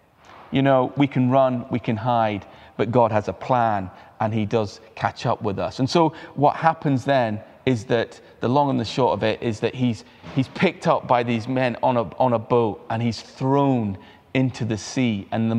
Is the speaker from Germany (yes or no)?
no; Uttarakhand, India; moved away; as a child, I had the incredible privilege of growing up in the Himalayas in India, in the foothills, in an international school.